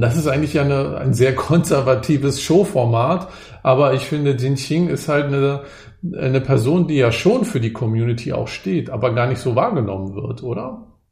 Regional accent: Germany; ich wurde ja in der DDR geboren

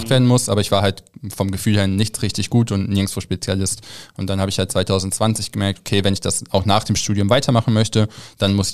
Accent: Rheine, North Rhine-Westphalia, Germany; Ich bin in, in Rheine aufgewachsen, falls das irgendjemand was sagt.

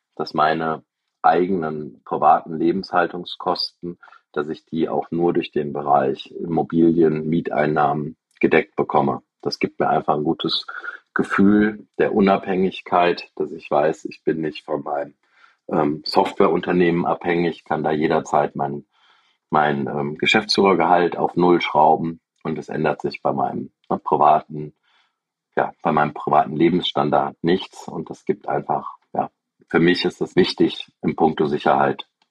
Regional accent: Aachen, North Rhine-Westphalia, Germany; Ich bin äh, 1978 in Aachen geboren

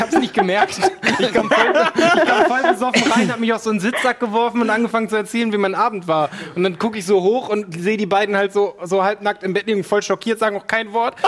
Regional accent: Ocholt, Lower Saxony, Germany; moved away; aus meiner Heimat bin ich jetzt gleich von Ocholt ausgegangen

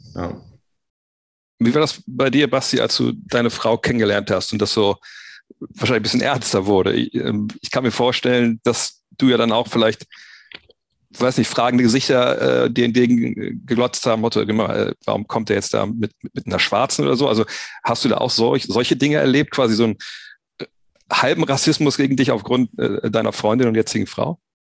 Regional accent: Wolfsburg, Lower Saxony, Germany; ich bin auch aufgewachsen im Problem der Stadtteil in Wolfsburg, Multikulti

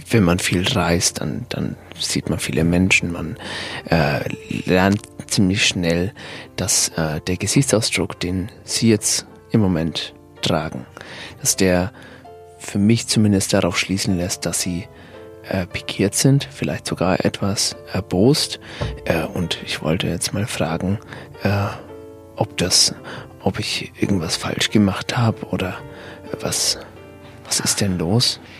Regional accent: Riga, Latvia; born there; Ich habe ja mal Empathie studiert in, äh, in Riga. Da war ich ähm, für ein Semester in meiner Geburtsstadt

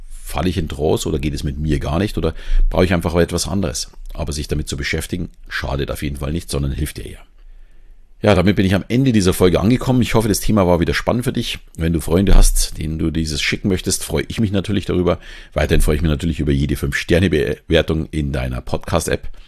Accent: Southern Germany, Germany; accent: Southern German; nicht jedem gefällt jetzt meine Stimme oder meine Sprechgeschwindigkeit, mein süddeutscher Akzent vielleicht.

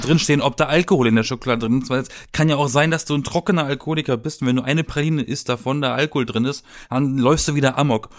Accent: Germany; bei uns in Deutschland

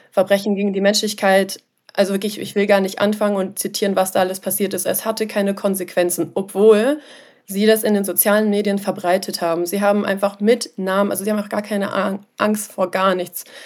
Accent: Germany; ich bin ähm, Deutsche mit armenischem Hintergrund, also ich habe armenische Wurzeln, ähm, bin aber leider nicht aus Armenien

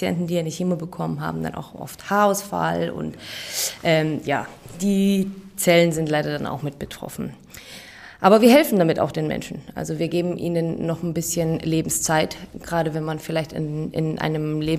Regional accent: Bavaria, Germany; ähm, ich bin 35 äh, Jahre alt. Ich habe meine PTA-Ausbildung in München gemacht ich bin auch aus Bayern

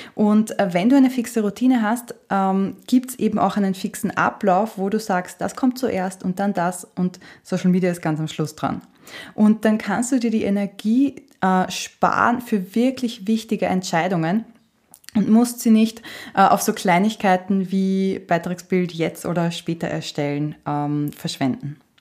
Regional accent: Austria; Bei uns in Österreich sagt man Stricherliste

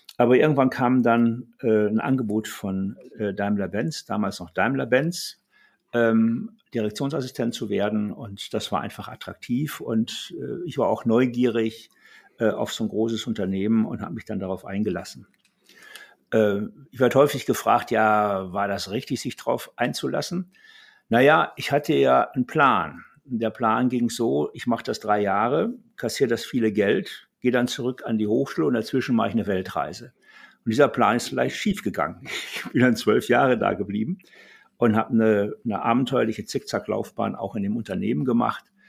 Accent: Ruhr area, North Rhine-Westphalia, Germany; moved away as an adult; also born or lived in Karlsruhe; ich bin im Ruhrgebiet groß geworden, in einem klassischen Bergarbeiterhaushalt

